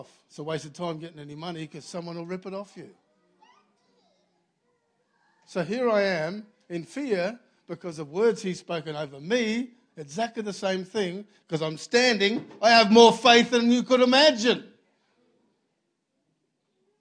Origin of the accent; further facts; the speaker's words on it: Australia; I was from Australia.